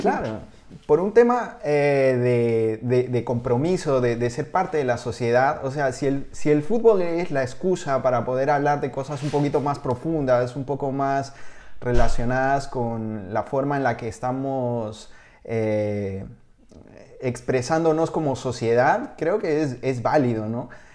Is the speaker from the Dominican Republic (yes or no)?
no; Peru; moved away as an adult; also born or lived in Spain; te lo digo como peruano en el extranjero, cuando yo estuve viviendo en España hace, hace 20 años